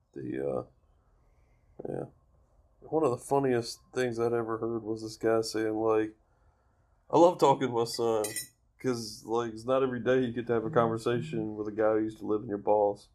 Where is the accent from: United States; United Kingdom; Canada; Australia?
United States; Alabama; "Alabama." Yeah, but like, where before that? It's like, no, dude, I was raised here